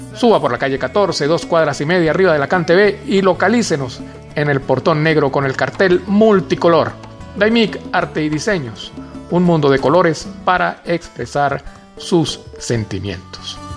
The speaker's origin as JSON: {"language": "Spanish", "country": "Venezuela", "also_born_or_lived": "Rubio, Táchira", "said": "aquí en la ciudad de Rubio, en el estado Táchira de nuestra amada y tantas veces golpeada Venezuela"}